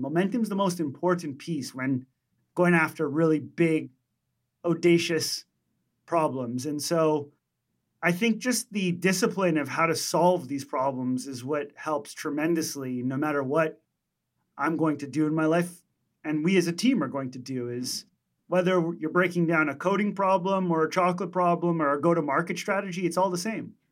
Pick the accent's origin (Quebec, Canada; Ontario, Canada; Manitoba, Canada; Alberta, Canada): Quebec, Canada; Montreal; we're from Montreal, Canada